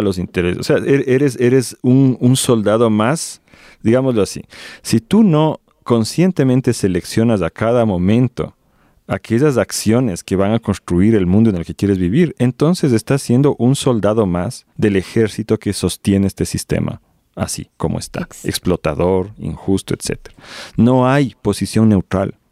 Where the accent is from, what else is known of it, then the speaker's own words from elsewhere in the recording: Ecuador; en mi país, en Ecuador